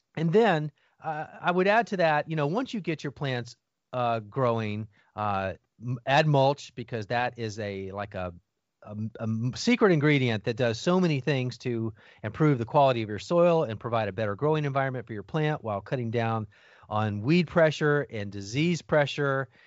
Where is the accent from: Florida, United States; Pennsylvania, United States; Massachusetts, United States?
Florida, United States; Miami; I grew up in Miami, Florida, youngest of four boys